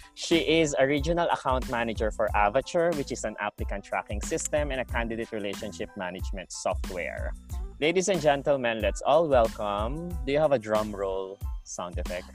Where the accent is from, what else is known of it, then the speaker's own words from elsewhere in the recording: Philippines; now in Australia; because we're from the Philippines